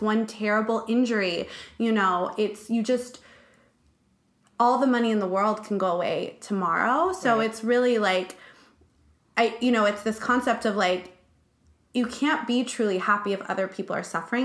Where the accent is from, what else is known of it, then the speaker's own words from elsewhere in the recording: Malibu, California, United States; I'm from Malibu